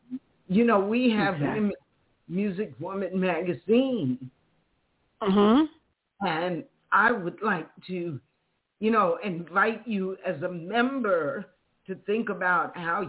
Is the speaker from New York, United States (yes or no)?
yes; Queens, New York, United States; born there; because I was born in Queens, too, you know?